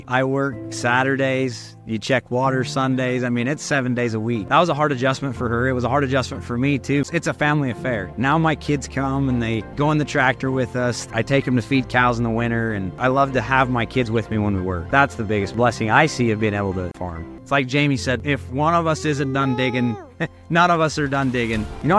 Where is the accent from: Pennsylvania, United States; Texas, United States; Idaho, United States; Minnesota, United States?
Idaho, United States; Parker; I was born and raised here in Parker. My dad and his four brothers started farming here in Parker. They've expanded, and now my brothers and I, along with our cousins, continue to farm here.